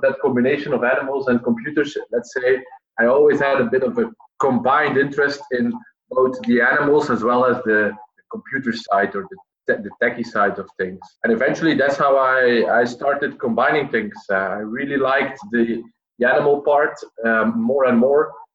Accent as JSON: {"language": "English", "area": "the Flemish part", "region": "Flanders", "country": "Belgium", "tie": "born or raised there", "moved": "as an adult", "lives_now": "Utrecht, Netherlands", "said": "I work at the University of Utrecht at this moment, but I grew up in Belgium, the Flemish part"}